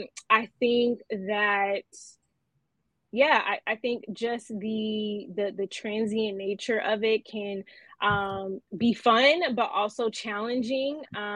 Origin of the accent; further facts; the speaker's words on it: Los Angeles, California, United States; I am an LA native.